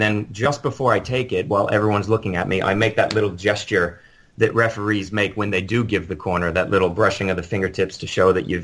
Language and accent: English; Florida, United States; I grew up in Florida